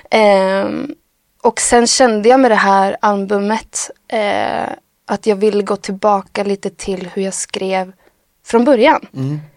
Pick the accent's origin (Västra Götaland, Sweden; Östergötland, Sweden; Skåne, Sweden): Västra Götaland, Sweden; Skövde; från en by utanför Skövde och bor, växte upp utanför byn